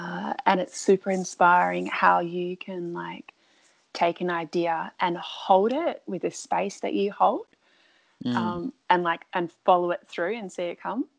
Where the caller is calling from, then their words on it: Dunsborough, Western Australia, Australia; I'm calling in from Dunsborough